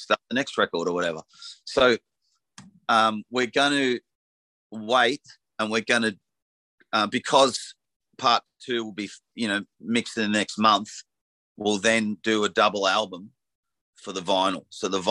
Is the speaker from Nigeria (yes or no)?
no; Frankston, Victoria, Australia; now in Black Mountain, Australia; I was brought up in Frankston and now I live in Black Mountain in the country.